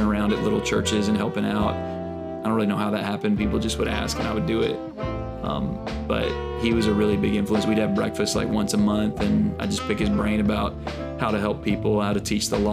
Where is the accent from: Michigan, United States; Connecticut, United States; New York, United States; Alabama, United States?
Alabama, United States; moved away as an adult; also born or lived in Birmingham, Alabama / Atlanta; now in Brooklyn, United States; I grew up in Alabama.